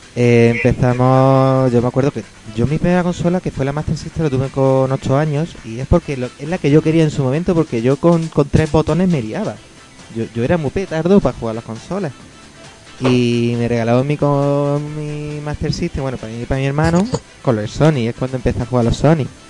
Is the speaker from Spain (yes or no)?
yes; Lanjarón, Andalusia, Spain; now in Granada, Spain; jugaba en la recreativa de mi pueblo, Lanjarón